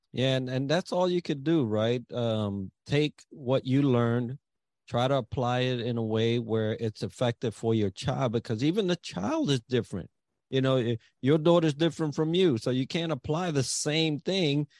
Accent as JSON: {"language": "English", "town": "New York City", "region": "New York", "country": "United States", "tie": "born or raised there", "said": "I grew up in the Bronx"}